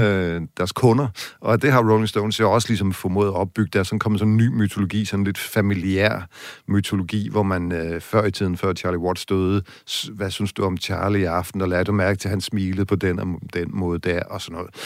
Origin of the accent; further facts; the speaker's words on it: West Jutland, Central Denmark Region, Denmark; i Vestjylland, hvor jeg kommer fra